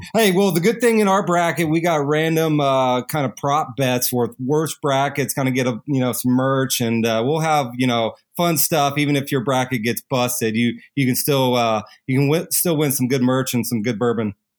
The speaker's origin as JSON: {"language": "English", "area": "Kentuckiana", "region": "Southern Indiana", "country": "United States", "tie": "born or raised there", "said": "growing up in, uh, Southern Indiana, Kentuckiana area"}